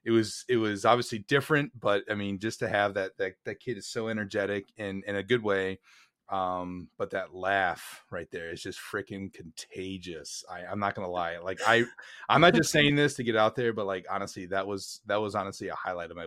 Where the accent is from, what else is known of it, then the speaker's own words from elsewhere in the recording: Wisconsin, United States; Dude, I'm from Wisconsin, German capital of the U.S., maybe?